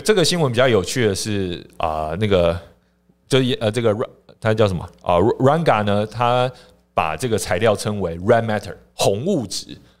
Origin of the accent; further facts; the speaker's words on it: Taiwan; 我们台湾这边也有在做一些尝试